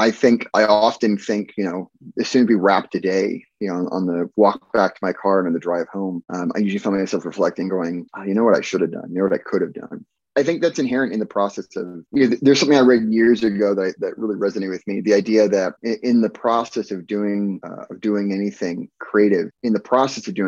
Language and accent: English; Alaska, United States; amongst many places I grew up, I grew up in Alaska uh, as a kid